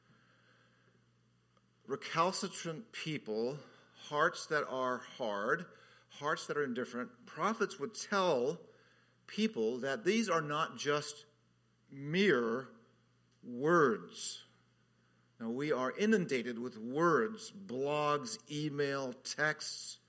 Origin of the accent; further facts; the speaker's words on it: Southern California, United States; moved away as an adult; also born or lived in Orlando; now in Hawaii, United States; I grew up in Southern California